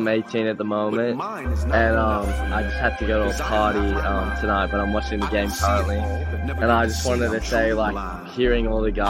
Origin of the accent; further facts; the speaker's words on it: United States; I'm from America, obviously in California at the moment